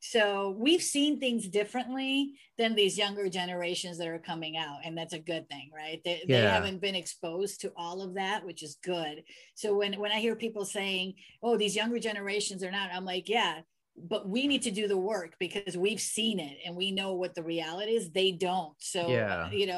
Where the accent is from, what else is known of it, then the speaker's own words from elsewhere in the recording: United States; I'm American. I was born here.